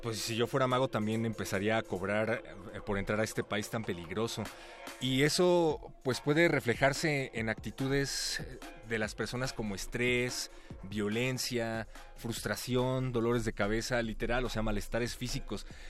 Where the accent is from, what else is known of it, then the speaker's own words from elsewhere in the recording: Mexico; como mexicano